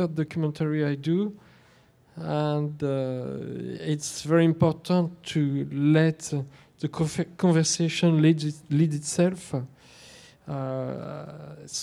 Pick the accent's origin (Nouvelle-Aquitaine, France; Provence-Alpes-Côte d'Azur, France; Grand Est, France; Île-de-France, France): Île-de-France, France; Versailles; It was in Versailles